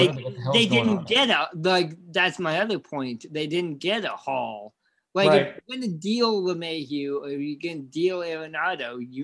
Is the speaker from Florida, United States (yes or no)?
no; Bend, Oregon, United States; Growing up in Bend, Oregon